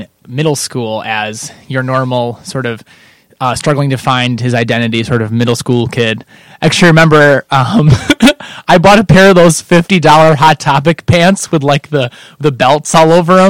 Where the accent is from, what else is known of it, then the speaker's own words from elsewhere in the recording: Kendall, United States; So I played a lot of video games because there's nothing to do growing up in Kendall.